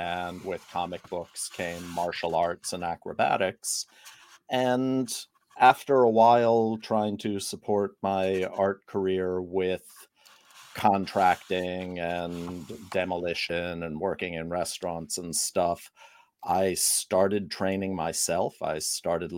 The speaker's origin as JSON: {"language": "English", "region": "New York", "country": "United States", "tie": "born or raised there", "said": "growing up in New York, I didn't have a lot of access to team sports"}